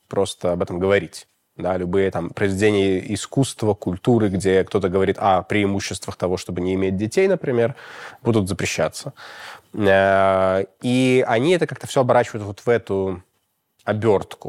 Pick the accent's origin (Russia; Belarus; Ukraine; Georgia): Belarus; у нас, э, в Беларуси